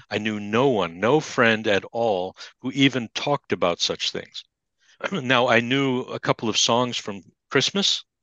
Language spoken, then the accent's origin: English; United States; moved away; as an American